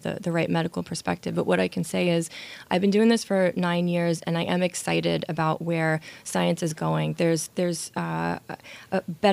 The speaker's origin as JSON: {"language": "English", "town": "New York City", "region": "New York", "country": "United States", "tie": "born or raised there", "said": "born and raised in Brooklyn"}